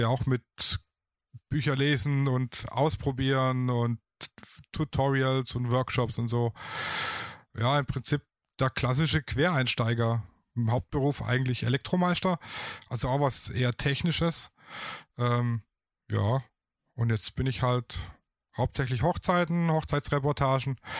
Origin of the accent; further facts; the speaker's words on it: Baden-Württemberg, Germany; accent: Swabian; ich komme aus dem schönen Baden-Württemberg, mhm. aus dem Schwabeländle